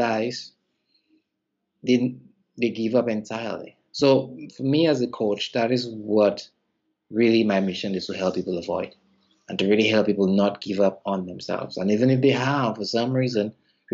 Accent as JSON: {"language": "English", "country": "St. Lucia", "said": "I'm from the Caribbean island of St. Lucia"}